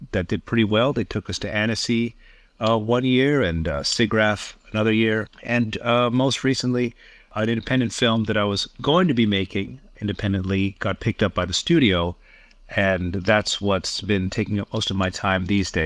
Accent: Toronto, Ontario, Canada; moved away as an adult; now in Tokyo, Japan; I'm Canadian born. I've been in the animation business for about 25 years. Lived in Toronto for most of my life

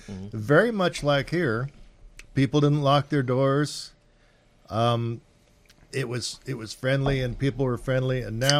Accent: Mentone, California, United States; moved away as an adult; also born or lived in Redlands, California / Hesperia, California / Riverside, California; now in Boise, United States; I was born in Redlands, California, and I lived in Southern California until I was 60.

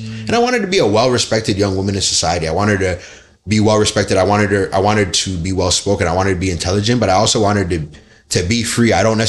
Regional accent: Nigeria; Because being Nigerian, respect is number one.

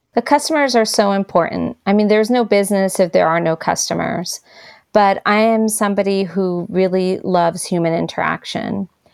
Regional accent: New York, United States; now in Asheville, United States; as a New Yorker living in New York

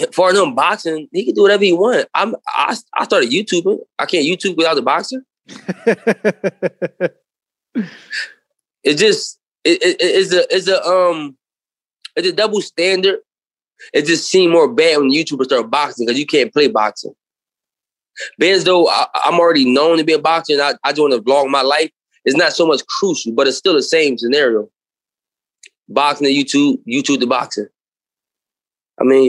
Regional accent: Philadelphia, Pennsylvania, United States; I'm from Philly. I got the whole Philly behind me

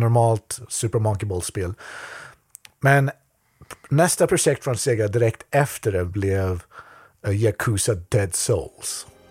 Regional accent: Skövde, Västra Götaland, Sweden; moved away as an adult; now in Japan; min hemstad Skövde

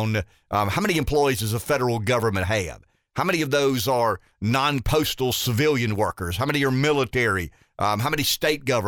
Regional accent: the South, United States; as a Southerner

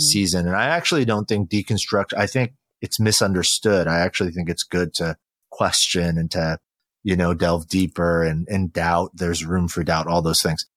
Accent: California, United States; also born or lived in Incheon, South Korea; My mother and I moved to California when I was really young

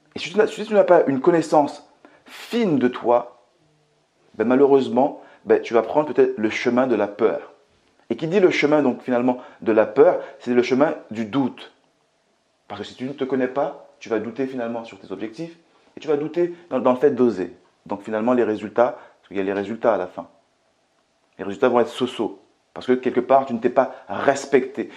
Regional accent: Martinique; now in France; je viens tout simplement de la Martinique, que j'ai grandi euh, dans un quartier qui était très très très populaire

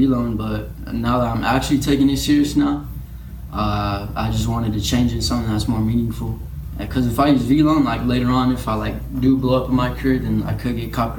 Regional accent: Las Cruces, New Mexico, United States; also born or lived in El Paso, Texas; I'm an artist. I make music. I go by … I was originally born in El Paso. So I guess you could say I was raised here in Las Cruces.

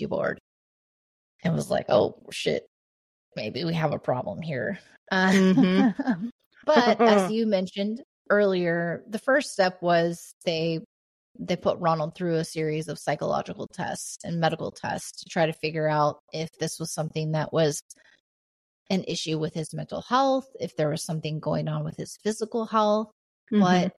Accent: Indiana, United States; also born or lived in Oregon; the house that I grew up in here in Indiana

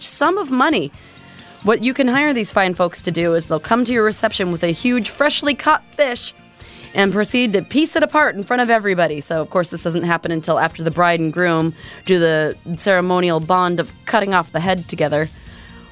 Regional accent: Whidbey Island, Washington, United States; when I was growing up on Whidbey Island

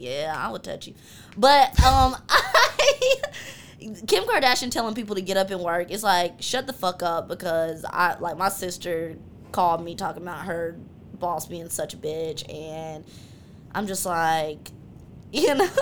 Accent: High Point, North Carolina, United States; I am from High Point, North Carolina.

